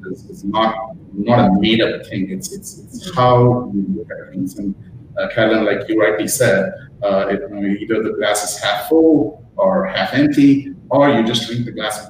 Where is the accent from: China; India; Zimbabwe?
India; moved away as an adult; also born or lived in United States; now in Australia; my background is Indian, and I grew up in India